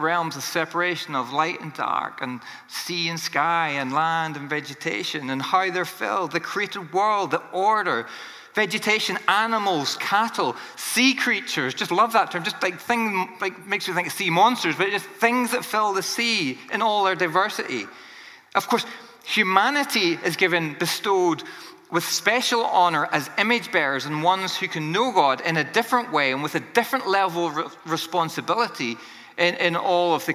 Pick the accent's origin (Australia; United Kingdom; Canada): United Kingdom; Northern Ireland; I grew up in Northern Ireland